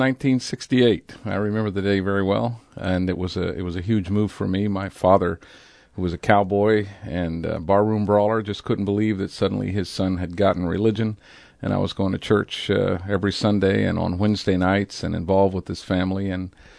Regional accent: California, United States; also born or lived in San Diego; In the late 60s, I lived in San Diego. I had moved up from Imperial Valley, California, and was involved in the hippie movement.

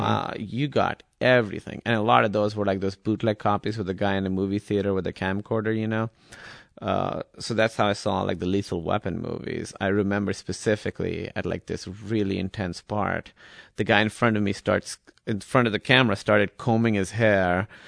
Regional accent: Karachi, Sindh, Pakistan; English is a second language; moved away as an adult; also born or lived in Iowa, United States; now in United States; I grew up in Karachi, and it was very, very, uh, urban

